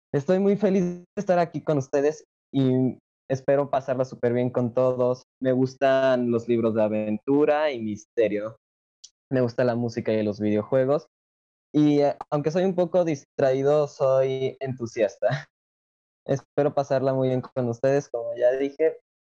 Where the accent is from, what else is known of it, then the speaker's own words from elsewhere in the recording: Aguascalientes, Mexico; soy de Aguascalientes, México